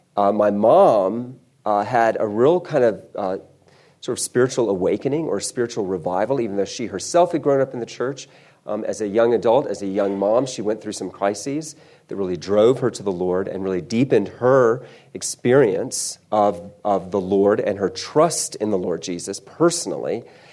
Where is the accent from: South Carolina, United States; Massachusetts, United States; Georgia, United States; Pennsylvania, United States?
South Carolina, United States; also born or lived in Texas; I don't sound like it, but I was born in Texas, so I can get a passport when the time comes. And all the Texans got that joke. But I was raised in South Carolina. I was raised in the Deep South of South Carolina.